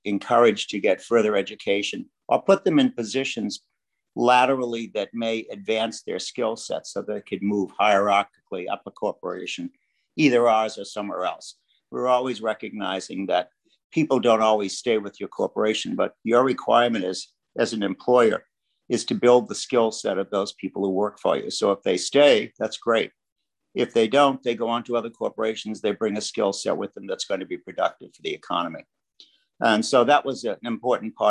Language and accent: English; Boston, Massachusetts, United States; moved away as an adult; also born or lived in Vermont / Miami / New York; I grew up in Boston and very much enjoyed living in the home of the Red Sox